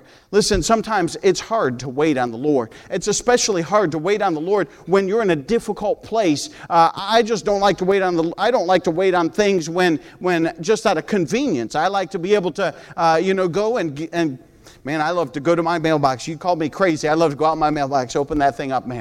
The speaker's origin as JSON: {"language": "English", "country": "United States", "also_born_or_lived": "Peru", "said": "I'm an American"}